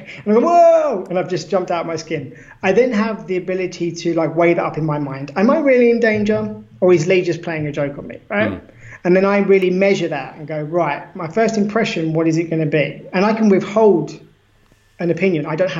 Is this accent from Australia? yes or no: yes; Australia; we're both Australian, for example, surely you should believe the same thing I do. Surely you should love the koalas like